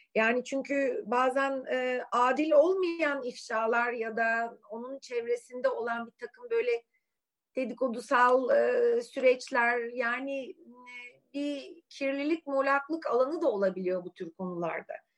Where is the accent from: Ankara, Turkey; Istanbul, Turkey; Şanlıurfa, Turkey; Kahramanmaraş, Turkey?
Istanbul, Turkey; Suadiye; ben çocukken Suadiye'de öğlen böyle manyak yürüyüşlere çıkardım